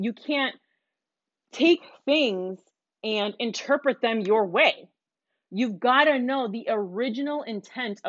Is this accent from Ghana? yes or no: no; Puerto Rico; moved away; I'm Puerto Rican. I'm super proud to be Puerto Rican. I love that my parents moved me out there when I was young so that I could appreciate my the culture that I come from